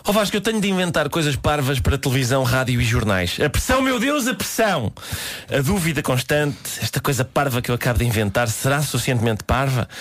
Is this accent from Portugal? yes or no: yes; Minho, Portugal; a minha mãe e a minha avó nasceram no Minho e eu próprio efetivamente sou do Minho, sou do Minho, sou do Minho natural